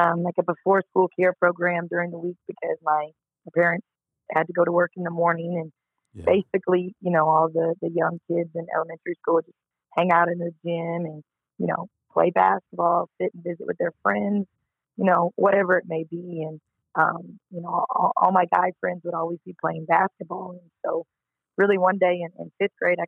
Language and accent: English; Collinsville, Illinois, United States; also born or lived in Edwardsville, Illinois; So I'm from Collinsville, Illinois, but to start high school, my parents moved us to the rival town of Edwardsville, Illinois, up the road.